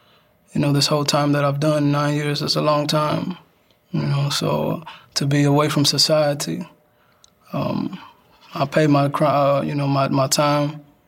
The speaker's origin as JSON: {"language": "English", "town": "East Chicago", "region": "Indiana", "country": "United States", "said": "I'm from East Chicago, Indiana, small city."}